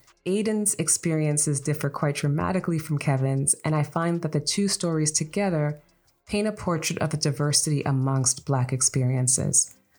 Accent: Toronto, Ontario, Canada; Rexdale, which incidentally is my hometown as well

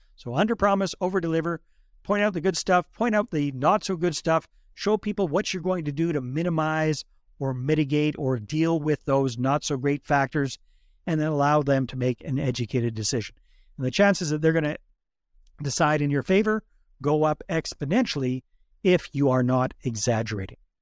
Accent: Fort St. John, British Columbia, Canada; moved away; I grew up up north around Fort Saint John

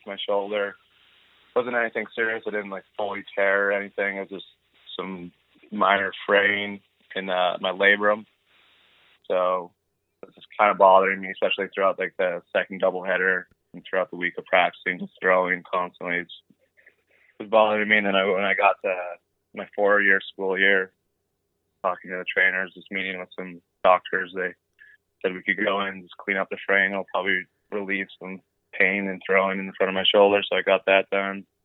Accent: Lethbridge, Alberta, Canada; in Lethbridge baseball anyways, because growing up in Little League, there's the north side and the south side

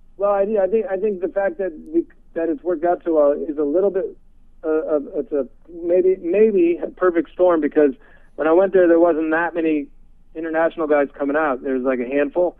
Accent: San Francisco, California, United States; Actually, I was born in San Francisco. I'm from okay. the Bay Area.

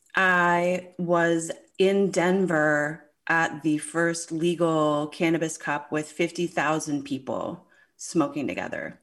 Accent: St. John's, Newfoundland and Labrador, Canada; I grew up in Saint John's, Newfoundland

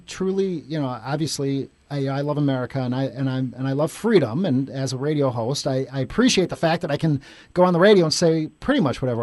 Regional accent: Chicago, Illinois, United States; I grew up in Chicago my whole life, but now I live downtown

